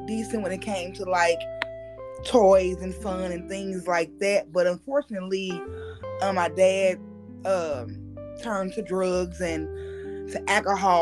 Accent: St. Louis, Missouri, United States; I'm from St. Louis. I grew up North St. Louis

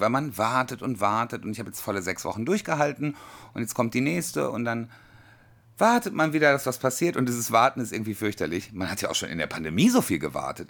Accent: North Rhine-Westphalia, Germany; Bei uns in NRW

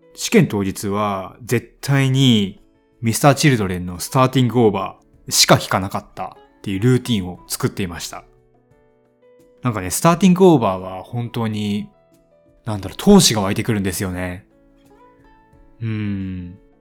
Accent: Hiroshima, Japan; 僕、広島出身で

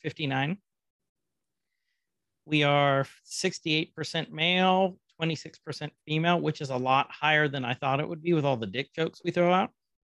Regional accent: United States; We're stupid Americans.

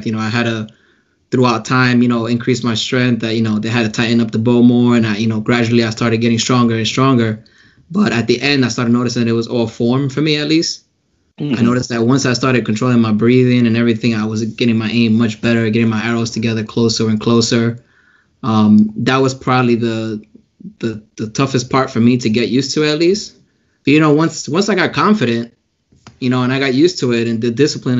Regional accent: New York City, New York, United States; I grew up in the Bronx.

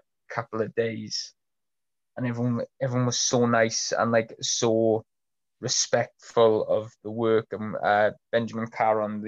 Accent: Troedyrhiw, Wales, United Kingdom; I grew up in Troy Deroux, which is like a stone's throw away from Aberfan.

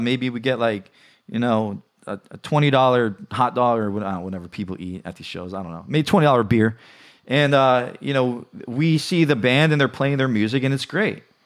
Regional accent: New York City, New York, United States; I grew up in the New York City area

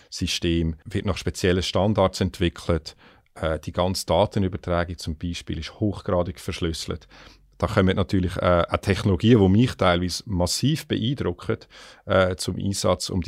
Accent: Switzerland; jetzt, wenn du mich als Schweizer fragst, ist natürlich auch spannend

